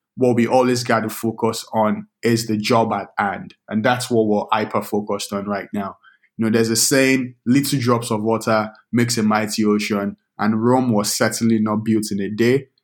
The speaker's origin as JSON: {"language": "English", "region": "Lagos", "country": "Nigeria", "tie": "born or raised there", "also_born_or_lived": "Minnesota", "moved": "yes", "lives_now": "United States", "said": "I grew up in Lagos, Nigeria"}